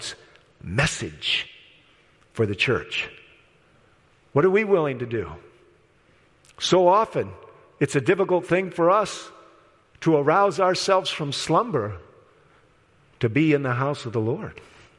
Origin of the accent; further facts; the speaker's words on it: Midwest, United States; I'm from the Midwest, so I've seen the sky turn green.